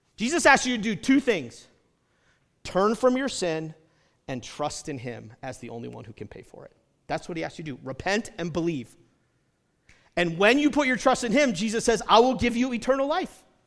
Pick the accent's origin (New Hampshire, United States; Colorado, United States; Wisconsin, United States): New Hampshire, United States; also born or lived in Detroit area, Michigan; now in Utah, United States; I grew up in New Hampshire